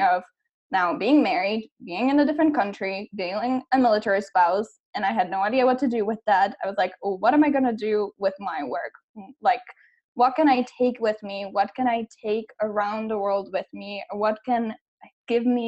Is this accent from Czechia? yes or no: yes; Czechia; moved away as an adult; also born or lived in United States; I am actually originally from the Czech Republic